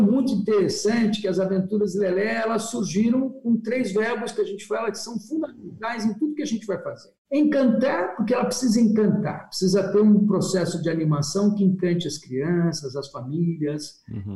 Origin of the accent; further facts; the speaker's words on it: Sorocaba, São Paulo, Brazil; eu preciso voltar para minha terra, preciso voltar para Sorocaba